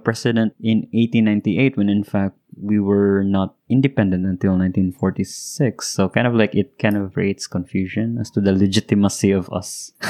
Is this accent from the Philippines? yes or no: yes; Philippines